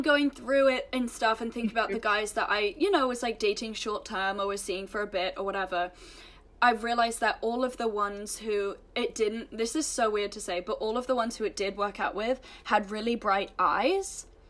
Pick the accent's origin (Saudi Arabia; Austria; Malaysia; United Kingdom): United Kingdom; England; moved away as an adult; also born or lived in United States; growing up in England